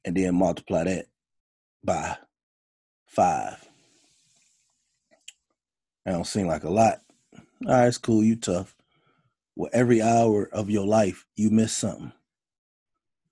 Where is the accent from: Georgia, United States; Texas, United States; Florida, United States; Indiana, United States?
Indiana, United States; Gary; I grew up in Gary, Indiana